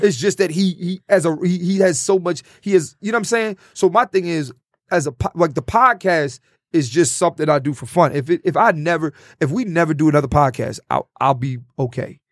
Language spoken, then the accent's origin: English; Philadelphia, Pennsylvania, United States; I'm from Philly